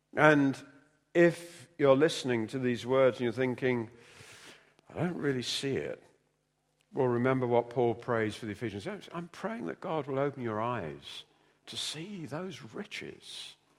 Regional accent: London, United Kingdom; moved away as an adult; also born or lived in North Wales; I came from London, narrow streets

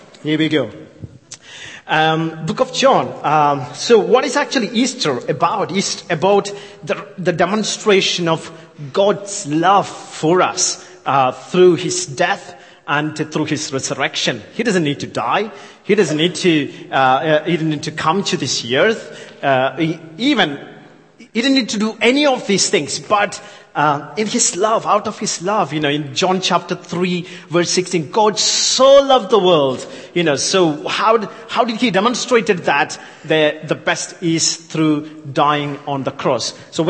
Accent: India; accent: thick Yorkshire with English Indian mix; I know I'm from India, so my accent is thick Yorkshire with the English Indian mix, spice, you know, it's a very, you know, very mix.

